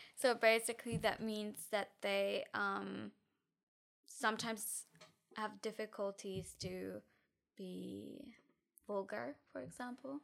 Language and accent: English; near Frankfurt, Hesse, Germany; English is a second language; moved away as an adult; now in Tilburg, Netherlands; I grew up in F, near Frankfurt